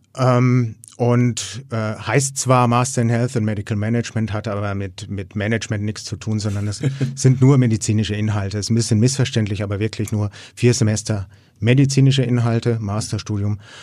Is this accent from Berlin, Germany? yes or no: no; Erlangen, Bavaria, Germany; ich komme aus Erlangen